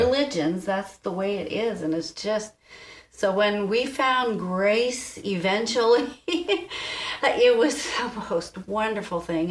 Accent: East Coast, United States; I grew up on the East Coast

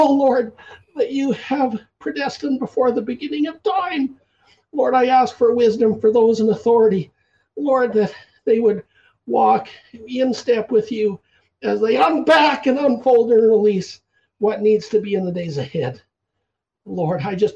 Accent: Canada; I'm the …

